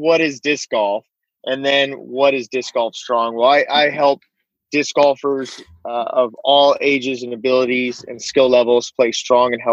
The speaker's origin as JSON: {"language": "English", "region": "Southern California", "country": "United States", "tie": "born or raised there", "lives_now": "Monterey, United States", "said": "I grew up in Southern California near the beach"}